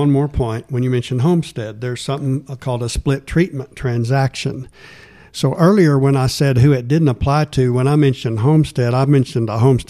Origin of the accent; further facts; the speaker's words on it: Fort Worth, Texas, United States; I grew up in Fort Worth and met Deborah in law school.